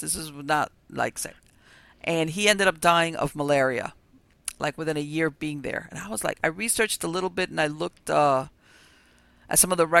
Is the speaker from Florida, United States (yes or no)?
yes; Miami, Florida, United States; I was born and raised here in Miami. And, you know, here it's not only hot, it's very humid.